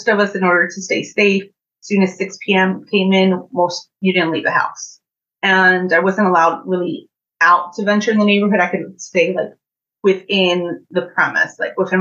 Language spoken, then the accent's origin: English; Orange, New Jersey, United States; I grew up in Orange, New Jersey. I spent most of my childhood there